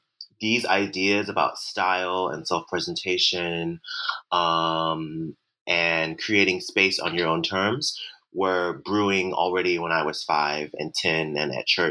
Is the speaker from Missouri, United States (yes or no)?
yes; Ferguson, Missouri, United States; my upbringing by, growing up in Ferguson, Missouri, in a solidly working class family where we didn't have much, but we always looked good